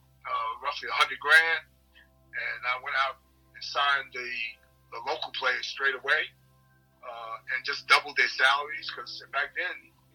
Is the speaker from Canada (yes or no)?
no; New York City, New York, United States; moved away as an adult; also born or lived in Geelong / Perth; now in Australia; I'm from New York City